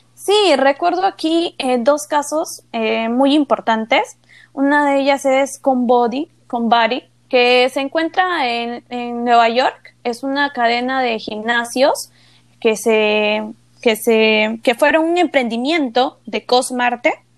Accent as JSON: {"language": "Spanish", "region": "Ayacucho", "country": "Peru", "tie": "born or raised there", "said": "desde el segundo grado de primaria he obtenido becas en colegios privados en la región de Ayacucho"}